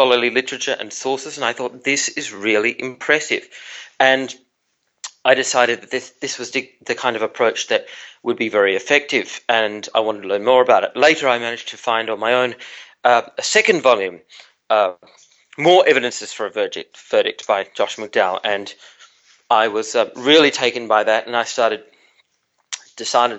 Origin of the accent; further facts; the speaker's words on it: Tasmania, Australia; I was growing up in Tasmania, in part of Australia